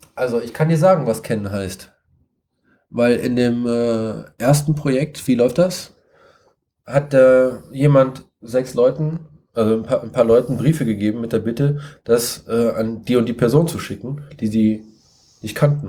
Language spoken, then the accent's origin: German; Siegen, North Rhine-Westphalia, Germany; ich komme aus Siegen, ich wohne in Siegen